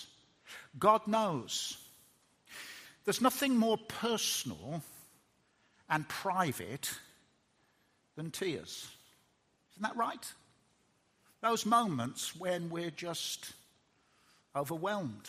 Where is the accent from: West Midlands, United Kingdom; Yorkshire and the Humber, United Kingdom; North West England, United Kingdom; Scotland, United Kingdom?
West Midlands, United Kingdom; Birmingham; I'm a Brummie, and Brummies don't cry very much, and that's what I was taught as a lad